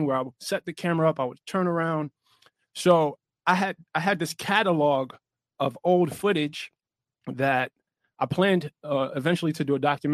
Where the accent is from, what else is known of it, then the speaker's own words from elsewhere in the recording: New York City, New York, United States; I'm from Brownsville, Brooklyn